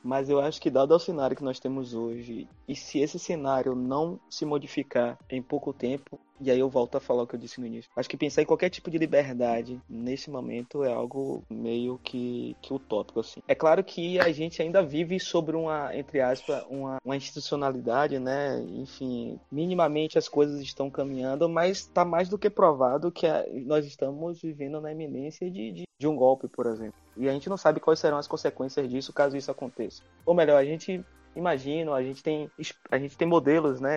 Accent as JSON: {"language": "Portuguese", "region": "Northeast Region", "country": "Brazil", "said": "Eu, como bom nordestino que sou e tenho muito orgulho disso"}